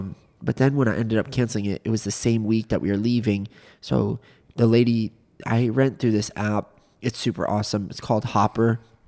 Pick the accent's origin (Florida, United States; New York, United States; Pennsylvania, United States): Florida, United States; Orlando; We're from Orlando.